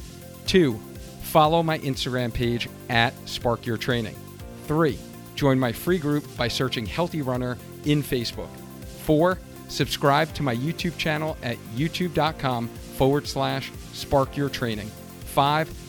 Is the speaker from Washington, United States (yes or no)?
no; Long Island, New York, United States; Us Long Islanders.